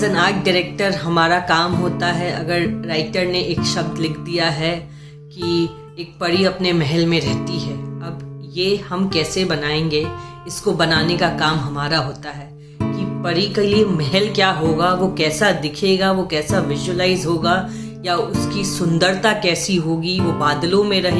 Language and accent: Hindi; Patna, Bihar, India; also born or lived in Buxar / Jamshedpur; मेरा बचपन पटना में बीता मेरी पूरी जिंदगी पटना में और एक छोटा सा शहर है बक्सर